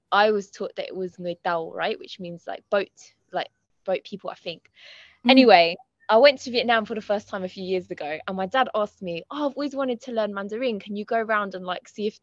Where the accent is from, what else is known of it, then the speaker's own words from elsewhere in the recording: Croydon, London, United Kingdom; My mum's grandparents met in Croydon. I've lived there my whole life, except for very recently when I moved to North London